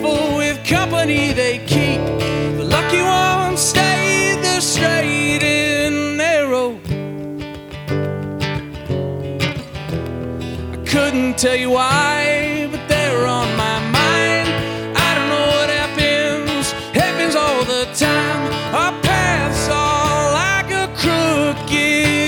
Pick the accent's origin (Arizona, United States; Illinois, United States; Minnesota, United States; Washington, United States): Washington, United States; Marysville; now in Austin, United States; the people in my hometown, Marysville, Washington